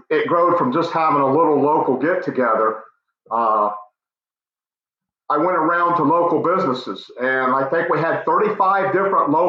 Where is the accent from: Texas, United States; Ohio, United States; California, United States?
Ohio, United States; Licking County; I'm just a local Licking County native. I was born and raised in Licking County and been around here all my life